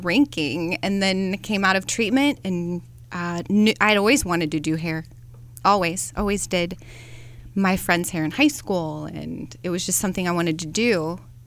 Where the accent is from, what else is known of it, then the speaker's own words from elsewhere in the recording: Moravia, Iowa, United States; I'm also from Rural Southern Iowa, small town, Moravia, shout out Mohawks